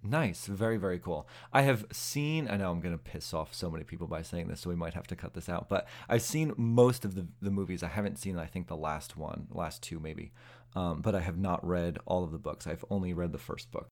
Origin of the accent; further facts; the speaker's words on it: New Jersey, United States; The Sopranos, uh, was filmed literally in my hometown